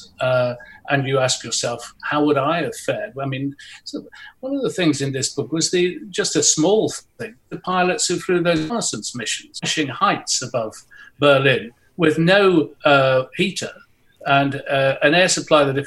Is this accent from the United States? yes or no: no; Nottingham, East Midlands, United Kingdom; I was born in Nottingham, there were still bomb sites there